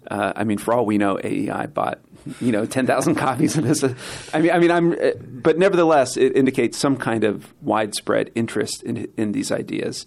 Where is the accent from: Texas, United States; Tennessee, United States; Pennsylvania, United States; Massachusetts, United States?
Pennsylvania, United States; I was from Pennsylvania, so I'm from the north